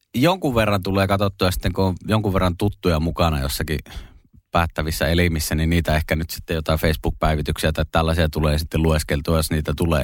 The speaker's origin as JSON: {"language": "Finnish", "town": "Kemi", "region": "Lapland", "country": "Finland", "tie": "born or raised there", "also_born_or_lived": "Espoo / Kirkkonummi", "moved": "yes", "said": "Ja onneksi sitten muuttivatkin takaisin kemiin ja mäkin sitten kaksivuotiaana sinne näin. Ja pidän kyllä itseäni niin ihan täysverisenä kemiläisenä"}